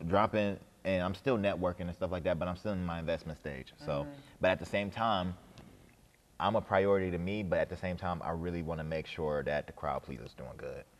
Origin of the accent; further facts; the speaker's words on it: Cleveland, Ohio, United States; I'm from Cleveland.